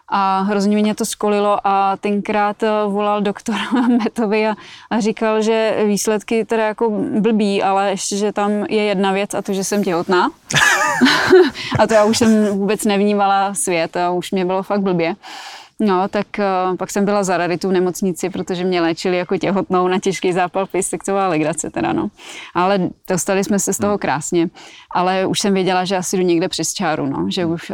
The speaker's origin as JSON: {"language": "Czech", "region": "Plzeň Region", "country": "Czechia", "tie": "born or raised there", "also_born_or_lived": "Colorado, United States / Minnesota, United States", "said": "Já jsem tady vyrostla."}